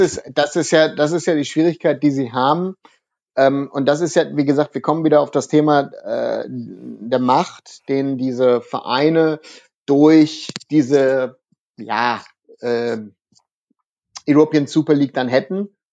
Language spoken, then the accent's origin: German; North Rhine-Westphalia, Germany; bei uns im Westen von Deutschland in Nordrhein-Westfalen